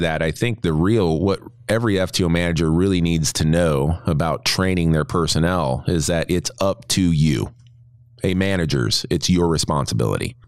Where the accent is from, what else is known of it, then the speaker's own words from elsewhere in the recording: New Jersey, United States; I'm from Jersey